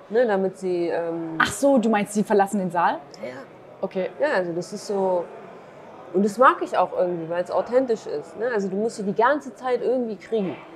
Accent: Duhok, Kurdistan Region, Iraq; den Film in meiner Heimatstadt Dohuk zu zeigen

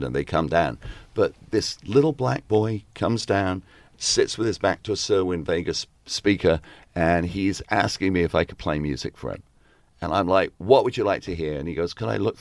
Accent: England, United Kingdom; moved away; are you from England? And I said, yes

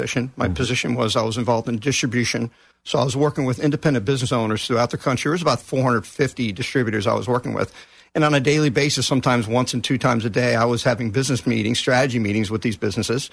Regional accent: Texas, United States; moved away; also born or lived in New Jersey; I'm originally from Texas, but I lived in New Jersey for like 33 years

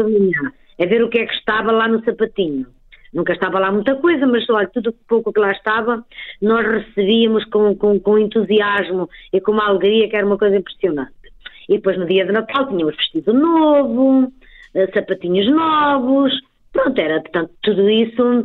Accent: Trás-os-Montes, Portugal; eu sou transmontana

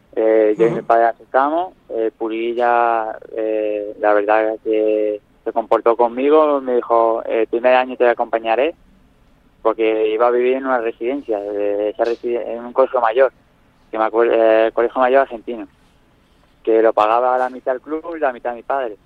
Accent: Nerja, Andalusia, Spain; en Nerja, mi pueblo

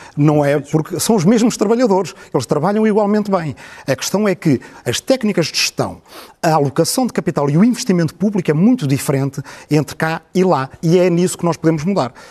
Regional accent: Portugal; nós estamos habituados a ser um país pequeno

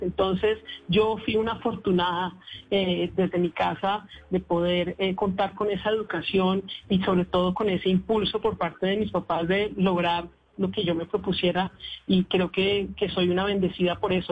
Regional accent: Colombia; nosotros como colombianos

